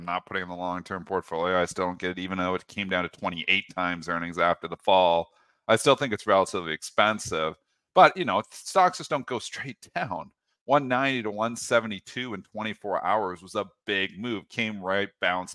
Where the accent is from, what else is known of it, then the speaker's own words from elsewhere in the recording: Windsor, Ontario, Canada; I'm basically born and raised South Detroit. So even though I'm Canadian, Windsor